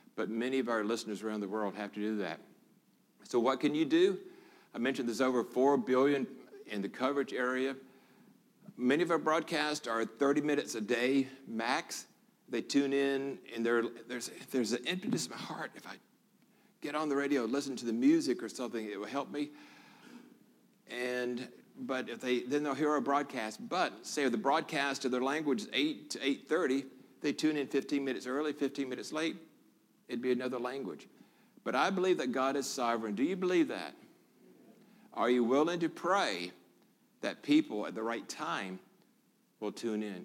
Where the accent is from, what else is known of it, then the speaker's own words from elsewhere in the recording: Memphis, Tennessee, United States; moved away as an adult; also born or lived in Hong Kong / Singapore / Guam / Florida; now in Lakeland, Tennessee, United States; I was born here in Memphis